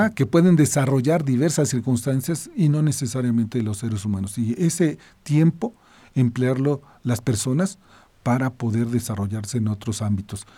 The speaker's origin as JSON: {"language": "Spanish", "country": "Mexico", "said": "Nuestro país"}